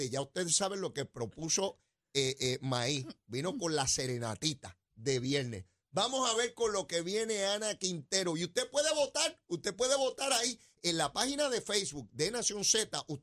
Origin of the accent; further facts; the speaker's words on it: Guaynabo, Puerto Rico; No, de eso no soy, soy de acá, de Sonadora de Guainabo, de esos son los míos de acá.